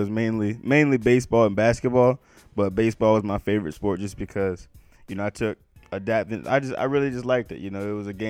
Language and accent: English; Salisbury, Maryland, United States; moved away as an adult; now in West Virginia, United States; I'm from Salisbury, Maryland. 410-443, Old Bay on everything.